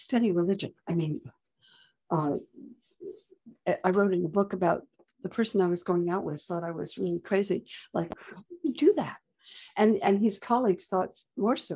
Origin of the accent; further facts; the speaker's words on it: California, United States; Growing up in California